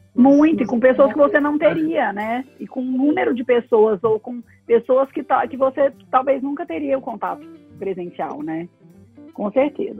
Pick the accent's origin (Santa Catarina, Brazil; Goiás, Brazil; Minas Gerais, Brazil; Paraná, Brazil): Goiás, Brazil; Goiânia; moved away as an adult; also born or lived in São Paulo / Rio de Janeiro; now in Goiânia, Brazil; eu nasci em Goiânia, minha família é de Goiânia, e até os meus 21 anos eu fiquei em Goiânia.